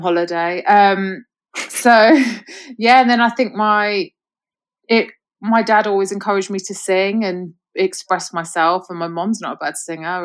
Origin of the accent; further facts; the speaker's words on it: London, United Kingdom; accent: mixed accent; now in Birmingham, United Kingdom; I was actually born in Birmingham, but then okay. I moved to London when I was about 10 so uh, grew up okay. in London, hence a bit of a mixed accent